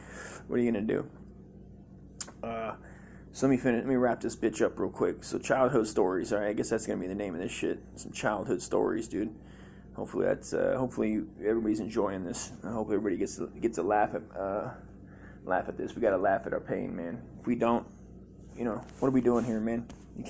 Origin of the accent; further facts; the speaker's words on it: California, United States; Must be the Mexican in me from growing up in Cali.